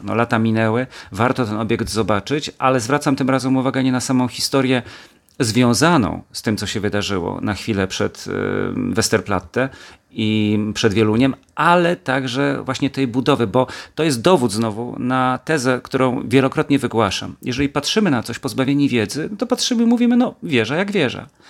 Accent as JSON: {"language": "Polish", "town": "Kielce", "region": "Świętokrzyskie Voivodeship", "country": "Poland", "also_born_or_lived": "Gliwice, Poland", "moved": "as an adult", "said": "będąc najpierw w Kielcach jako kielczanin"}